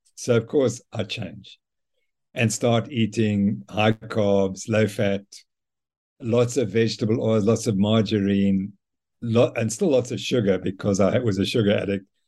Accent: Zimbabwe; now in South Africa; I was brought up in Zimbabwe by my mother and father

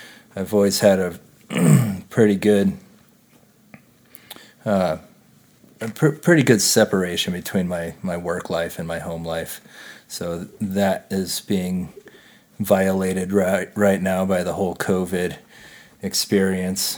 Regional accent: Louisville, Colorado, United States; also born or lived in Boulder, Colorado; I grew up in Louisville, Colorado

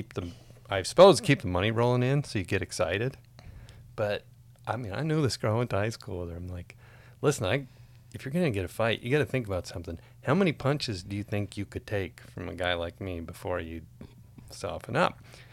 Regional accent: Jamestown, North Dakota, United States; moved away; I grew up in Jamestown, North Dakota

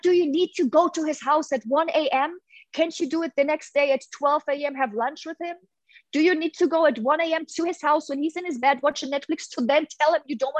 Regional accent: Hamburg, Germany; moved away; I'm from Hamburg in Germany, huge red light district

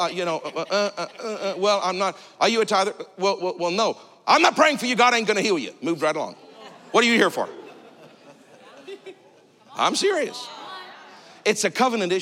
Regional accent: Canada; I'm Canadian.

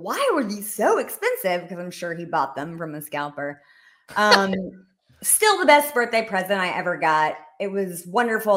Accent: Rome, Georgia, United States; moved away as an adult; also born or lived in Washington, D.C.; I was raised in Rome, Georgia, which is, um, northeast Georgia

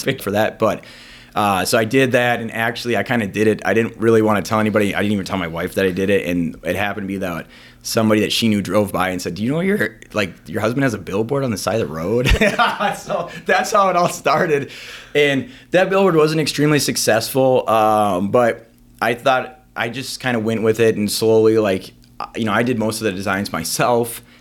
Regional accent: Green Bay, Wisconsin, United States; also born or lived in Eau Claire, Wisconsin / Sheboygan, Wisconsin / Stevens Point, Wisconsin / Minnesota; I grew up in Green Bay. I lived in Sheboygan before that, so I was kinda Eastern Wisconsin guy, even though I was born in Western Wisconsin

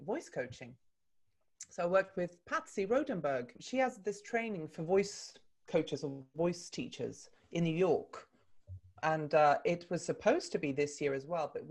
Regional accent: Stockholm, Stockholm County, Sweden; moved away as an adult; also born or lived in London, United Kingdom; I'm Swedish by birth. I was born and raised in Stockholm.

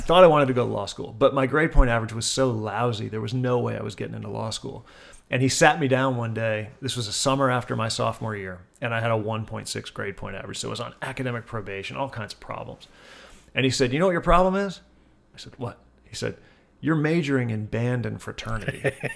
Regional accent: Wilmington, Delaware, United States; born or raised there

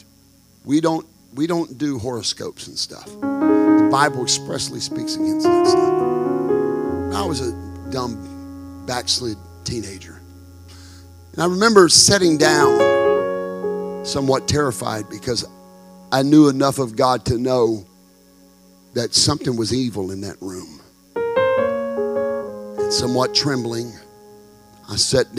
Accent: Texarkana, United States; my hometown in Texarkana

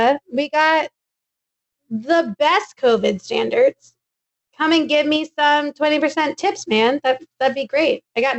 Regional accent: Texas, United States; I'm from Texas

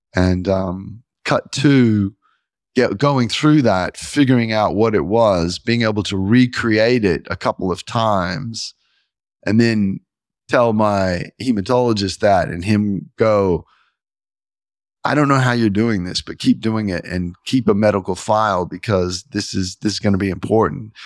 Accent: the Bible Belt, United States; I grew up in the Bible Belt

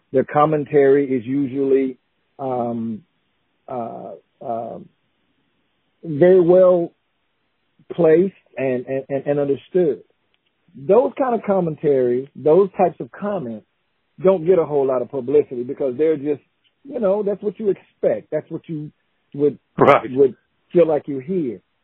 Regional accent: Newberry, South Carolina, United States; moved away as an adult; also born or lived in DeLand, Florida; born and raised in Newberry, South Carolina

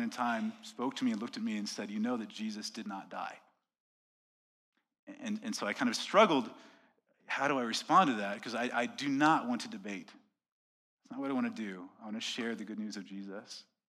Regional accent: Quebec, Canada; accent: Quebec; They're like, oh, Quebec. They heard my accent right away. They're like, oh, it's cold there. Yes, it is.

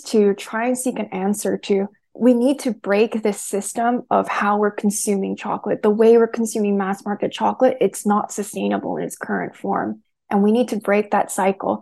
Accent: United States; I'm Korean American. So like I've grown up around kimchi my entire life

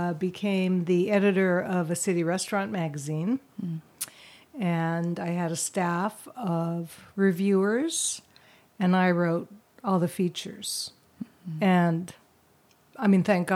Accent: Vancouver, British Columbia, Canada; I grew up in Vancouver

